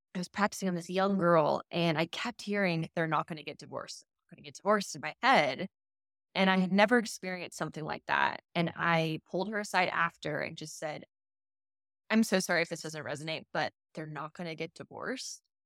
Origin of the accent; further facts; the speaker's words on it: Las Vegas, Nevada, United States; moved away; I'm from Las Vegas